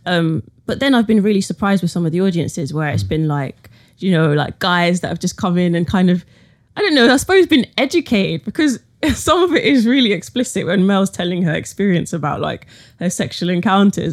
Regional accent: London, United Kingdom; being like a young woman born in London

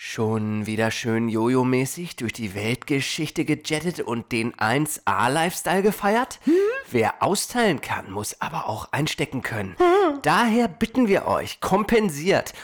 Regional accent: Hanover, Lower Saxony, Germany; now in Portland, United States; wie grün wir aufgewachsen sind in der Stadt.

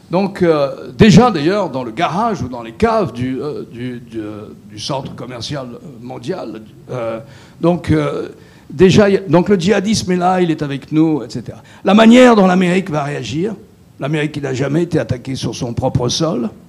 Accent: France; en tant que Français, né en 1950, je n'ai jamais connu la guerre sur mon territoire.

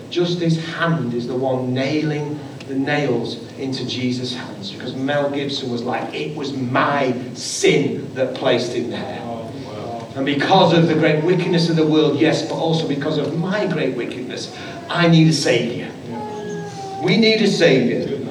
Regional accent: Manchester, North West England, United Kingdom; I'm from Manchester

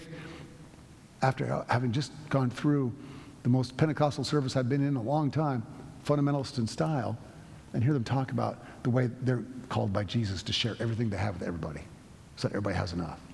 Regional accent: United States; I'm an American through and through.

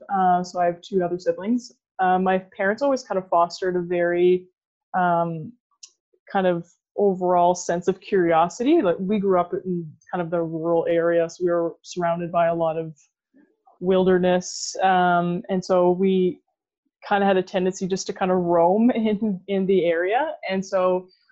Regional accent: Sudbury, Ontario, Canada; I grew up in Sudbury, Ontario. I'm still currently in Sudbury

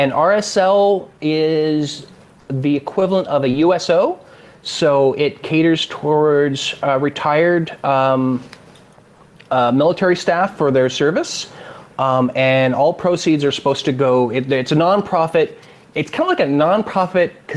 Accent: Sacramento, California, United States; accent: California; moved away as an adult; now in Emu Plains, Australia; I have that California accent. I'm actually from Sacramento, California. We moved out here about 7 years ago

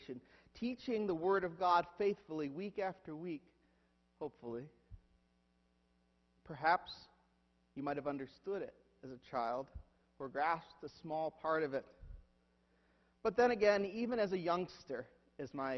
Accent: Huron, United States; moved away; whenever we go to my hometown is that I have to visit my church. I have to visit Christ Church, Huron.

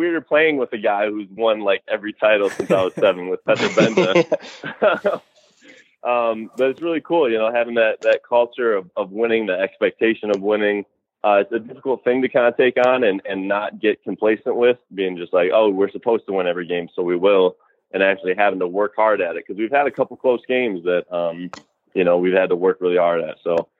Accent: Michigan, United States; Central Michigan University is only a couple hours away from me, mm-hmm. my hometown.

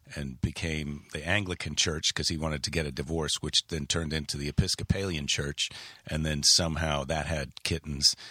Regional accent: Wisconsin, United States; moved away; also born or lived in Iowa / San Francisco; I spent most of my childhood, we lived in Wisconsin, right across the border

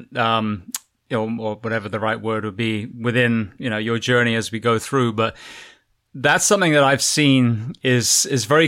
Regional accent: England, United Kingdom; moved away as an adult; also born or lived in California / Florida; now in United States; I was raised in England and I worked in California and Florida

